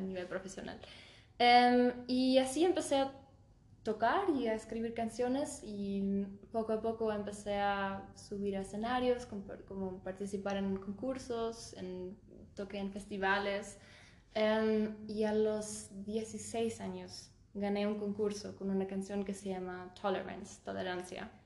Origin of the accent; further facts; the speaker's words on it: Germany; moved away as an adult; also born or lived in Stuttgart, Germany / Scotland; now in Aguascalientes, Mexico; Yo nací y crecí en Múnich, pero cuando yo tenía dos años nos mudamos a Stuttgart